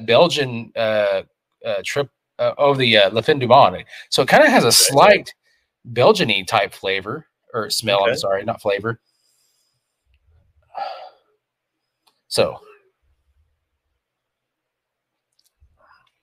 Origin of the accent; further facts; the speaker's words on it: Kentucky, United States; I'm from Kentucky